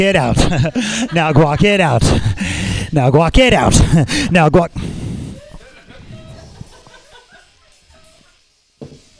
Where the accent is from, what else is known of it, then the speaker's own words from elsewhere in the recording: Los Angeles, California, United States; I'm from Los Angeles